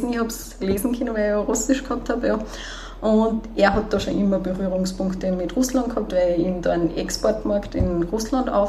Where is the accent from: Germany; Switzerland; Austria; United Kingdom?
Austria; Hinterstoder, Upper Austria; Also ich bin in Hinterstoder aufgewachsen bis zur Hauptschule.